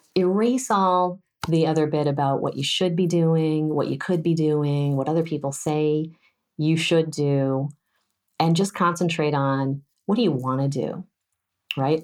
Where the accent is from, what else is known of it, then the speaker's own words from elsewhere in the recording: California, United States; as a Californian